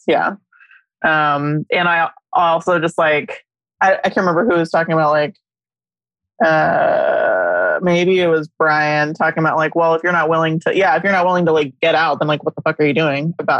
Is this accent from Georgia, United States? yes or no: no; Dallas, Texas, United States; now in North Carolina, United States; I'm from Dallas